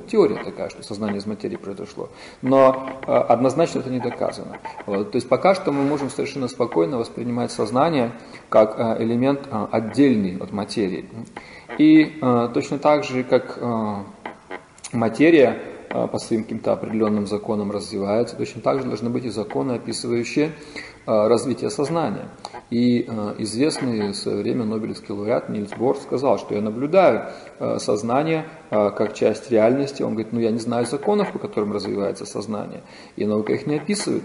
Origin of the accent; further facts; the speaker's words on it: Vladivostok, Primorsky Krai, Russia; я из Владивостока